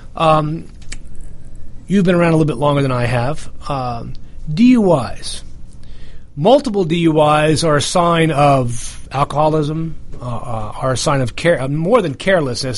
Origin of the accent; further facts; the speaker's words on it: the North, United States; accent: northern; now in Southern United States; I, said it with my northern accent